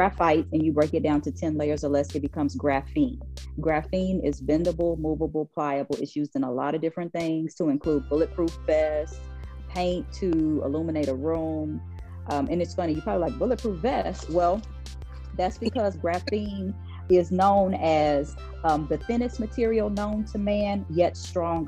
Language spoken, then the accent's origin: English; Oklahoma, United States; I'm from Oklahoma, born and raised.